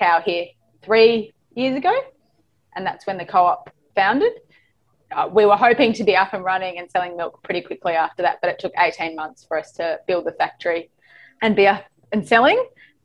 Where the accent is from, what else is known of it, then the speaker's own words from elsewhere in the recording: Northeast Victoria, Australia; also born or lived in Melbourne; I grew up in Northeast Victoria via Melbourne